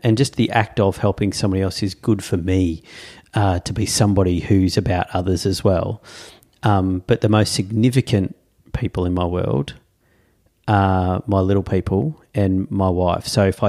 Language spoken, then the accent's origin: English; Tasmania, Australia; But then I have great memories of chopping wood, in growing up in Tassie, going into the bush, Dad with a chainsaw